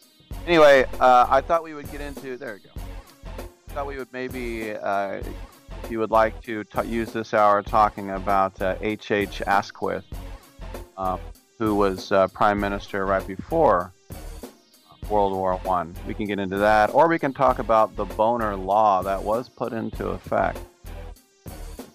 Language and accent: English; Bay Area, California, United States; I was born and raised in the Bay Area.